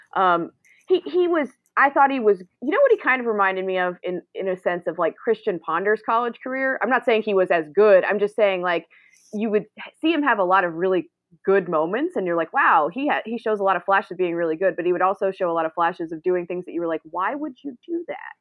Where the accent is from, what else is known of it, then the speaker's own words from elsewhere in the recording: Greensboro, North Carolina, United States; now in Raleigh, United States; Born and raised in Greensboro, mere minutes from where the ACC was actually founded at Sedgefield Country Club